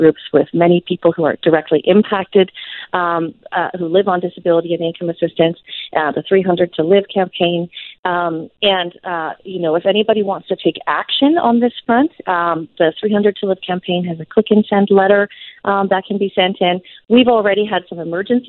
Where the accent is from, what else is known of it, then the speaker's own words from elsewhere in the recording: British Columbia, Canada; as British Columbians